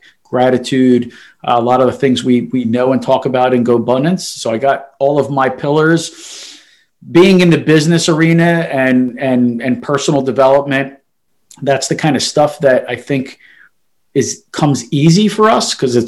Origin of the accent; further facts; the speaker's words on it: Philadelphia, Pennsylvania, United States; also born or lived in Italy; born and raised in Philadelphia, South Philly